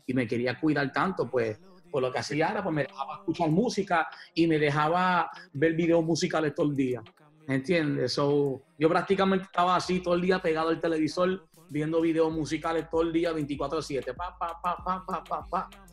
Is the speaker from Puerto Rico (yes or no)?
yes; Puerto Rico; moved away; also born or lived in New York; uno de los barrios que yo me crié en Puerto Rico